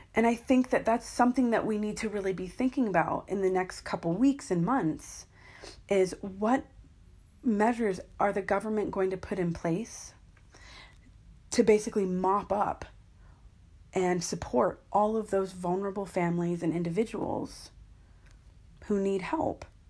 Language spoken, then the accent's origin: English; United States; now in London, United Kingdom; I am an American living in London